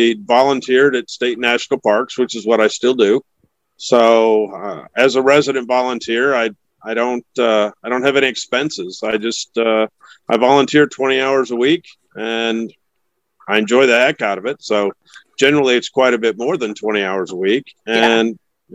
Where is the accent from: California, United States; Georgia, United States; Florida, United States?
Florida, United States; Titusville; moved away as an adult; also born or lived in Pacific Northwest; I'm originally from Titusville, Florida, but I left there in 79, joined the military, spent 28 years traveling around. Retired in the Pacific Northwest